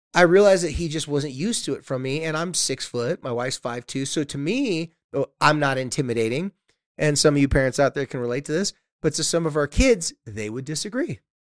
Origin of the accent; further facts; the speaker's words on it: Carlsbad, California, United States; my hometown's Carlsbad, Legoland's